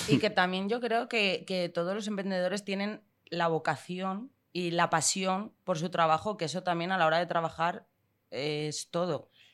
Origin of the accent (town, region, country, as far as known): León, Castile and León, Spain; moved away as an adult; also born or lived in Madrid / London